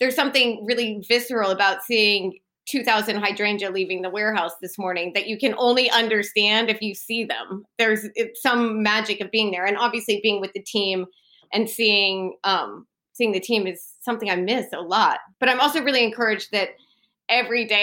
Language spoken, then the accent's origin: English; Texas, United States; moved away as an adult; now in United Kingdom; I'm from Texas where everything's sort of bigger and better